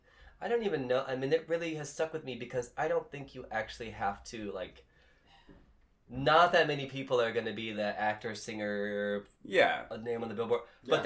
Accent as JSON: {"language": "English", "region": "Northwest Ohio", "country": "United States", "tie": "born or raised there", "moved": "yes", "lives_now": "Los Angeles, United States", "said": "I grew up in the middle of Cornfield."}